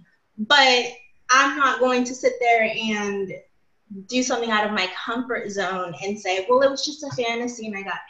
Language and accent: English; Los Angeles, California, United States; accent: Valley; now in Bay Area, United States; I'm from the Valley of LA. Before I moved up to the Bay Area, I talked so Valley. I still kind of do.